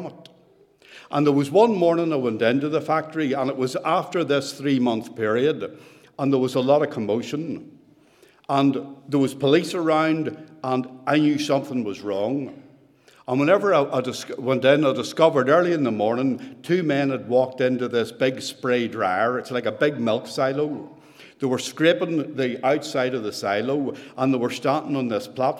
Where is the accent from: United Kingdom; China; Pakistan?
United Kingdom; Ballygowan, Northern Ireland; moved away as an adult; now in Banbridge, United Kingdom; I was originally born in a small village called Ballygowan. That's where I grew up